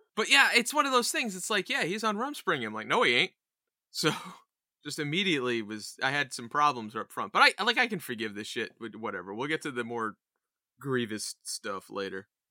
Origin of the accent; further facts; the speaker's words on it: Poughkeepsie, New York, United States; I was born in Poughkeepsie